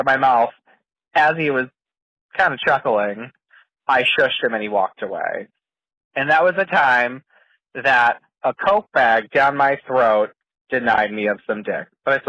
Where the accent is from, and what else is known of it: Boston, Massachusetts, United States